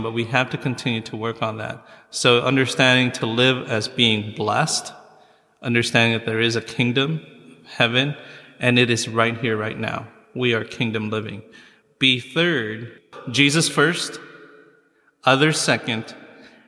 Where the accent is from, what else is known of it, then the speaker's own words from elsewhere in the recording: United States; also born or lived in Philippines; we grew up in the United States